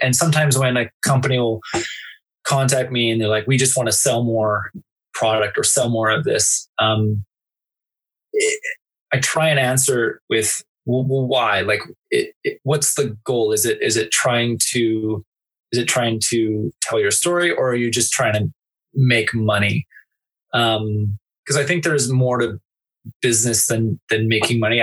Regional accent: Canada; I'm not American, I'm Canadian

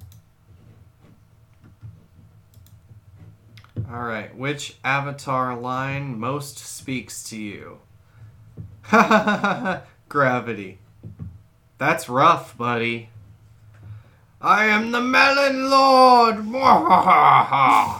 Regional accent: United States; I'm an American.

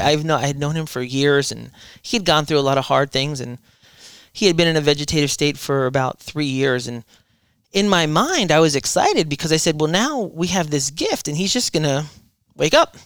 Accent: Deltona, Florida, United States; born or raised there; also born or lived in Irvington, New Jersey, United States

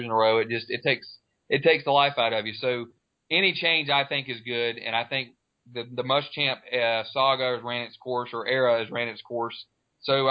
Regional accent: Florida, United States; I'm born and raised in Florida

